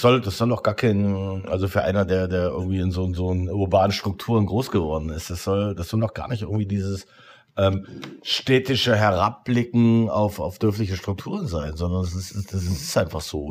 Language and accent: German; Potsdam, Brandenburg, Germany; als Potsdamer